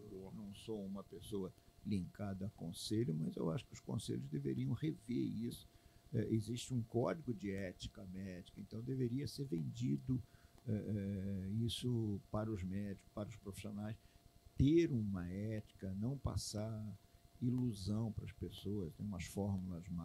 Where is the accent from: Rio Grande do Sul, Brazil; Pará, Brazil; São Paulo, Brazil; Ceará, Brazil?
Pará, Brazil; eu vim do Pará, é, a minha emoção muito grande ele ver. Eu digo, legal não, porque eu no Pará eu tinha é é, é, é, dificuldade, eu morava, tinha que andar um pouco longe para poder ter uma televisão boa.